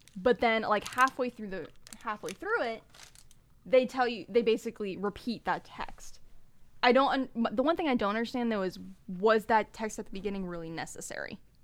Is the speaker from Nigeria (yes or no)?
no; Bay Area, California, United States; Ben and I were born and raised in the Bay Area